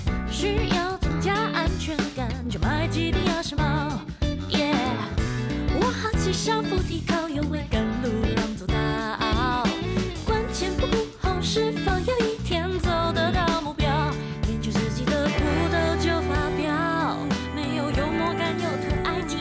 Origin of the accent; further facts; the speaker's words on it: Peninsular Malaysia, Malaysia; moved away as an adult; also born or lived in Australia; now in Taiwan; 我是西马人。